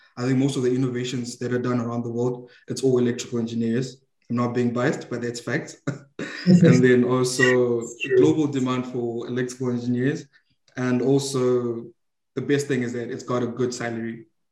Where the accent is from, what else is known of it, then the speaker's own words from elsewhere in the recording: Zimbabwe; now in Malaysia; I'm from Zimbabwe, Africa.